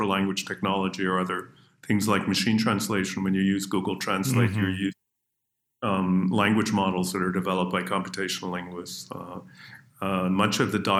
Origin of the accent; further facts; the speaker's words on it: Canada; accent: North American; moved away; also born or lived in Israel / United Kingdom; Growing up in Canada